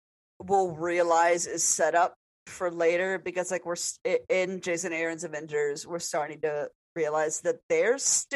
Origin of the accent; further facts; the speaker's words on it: United States; being an American woman